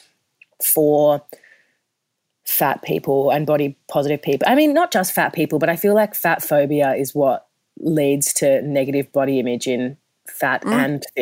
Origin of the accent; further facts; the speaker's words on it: Perth, Western Australia, Australia; moved away; also born or lived in Melbourne; I'm from Perth. I'm used to a warm tropical heat.